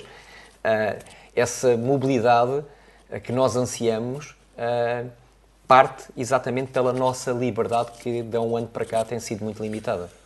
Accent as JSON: {"language": "Portuguese", "country": "Portugal", "said": "como bom português"}